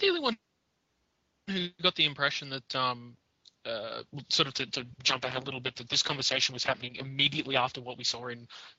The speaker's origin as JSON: {"language": "English", "country": "United Kingdom", "said": "I'm very British."}